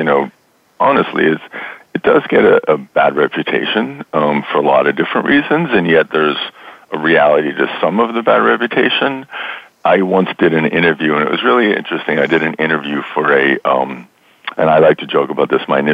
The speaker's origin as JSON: {"language": "English", "town": "Boston", "region": "Massachusetts", "country": "United States", "tie": "born or raised there", "also_born_or_lived": "New York City", "moved": "as an adult", "said": "I grew up in Boston"}